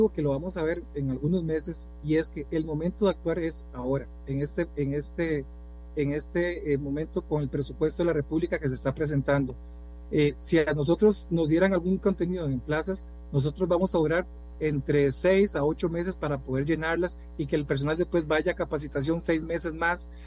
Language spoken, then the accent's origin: Spanish; Costa Rica; Y usted y yo somos hijos de Costa Rica también.